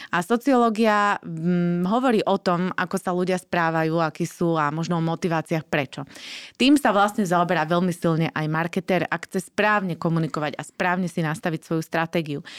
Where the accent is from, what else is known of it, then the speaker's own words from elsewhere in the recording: Slovakia; akí sme my Slováci